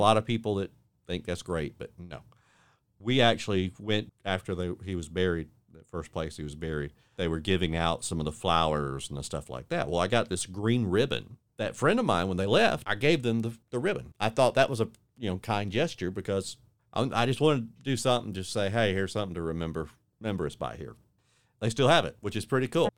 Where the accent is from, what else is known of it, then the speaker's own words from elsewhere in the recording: Warner Robins, Georgia, United States; now in Panama City Beach, United States; I born and raised in Warner Robins, Georgia, so right outside Robbins Air Force Base